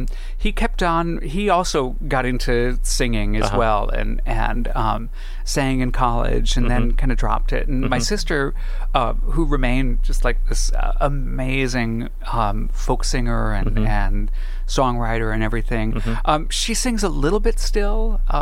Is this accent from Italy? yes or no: no; Alhambra, California, United States; born or raised there